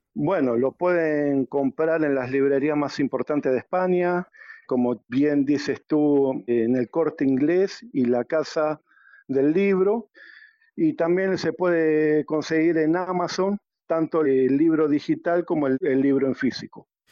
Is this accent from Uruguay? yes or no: yes; Uruguay; moved away as an adult; now in Peru; yo soy de Uruguay y radico en el Perú hace más de catorce años